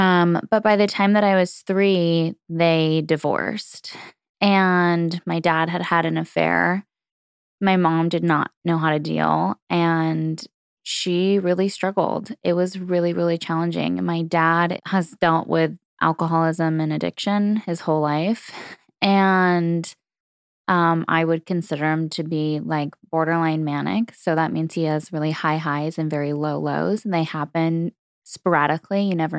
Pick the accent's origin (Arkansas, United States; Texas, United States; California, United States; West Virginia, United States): California, United States; So for me, I grew up in Southern California, and it was really an interesting time in the 90s.